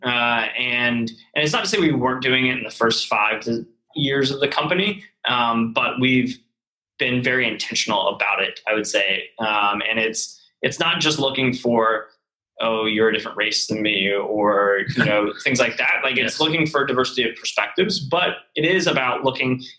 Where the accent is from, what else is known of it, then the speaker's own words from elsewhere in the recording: Charlotte, North Carolina, United States; moved away as an adult; also born or lived in New York; now in Chattanooga, United States; I was from Charlotte